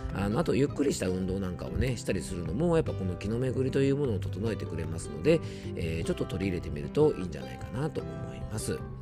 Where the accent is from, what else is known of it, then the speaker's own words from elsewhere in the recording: Isawa Onsen, Yamanashi, Japan; 僕の地元の伊沢温泉